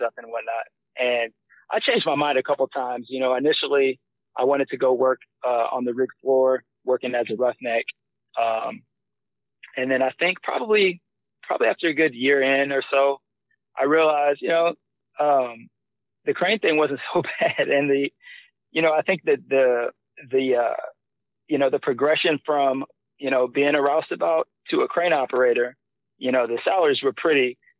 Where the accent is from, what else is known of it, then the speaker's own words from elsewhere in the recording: Missouri City, Texas, United States; also born or lived in Nebraska; originally, I'm from Nebraska. Um, I I spent most of my childhood uh, in Missouri City.